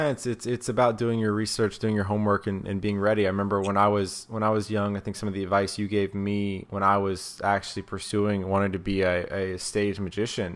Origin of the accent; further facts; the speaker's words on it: South Carolina, United States; growing up in South Carolina, I had no magic shop and I had no magicians nearby.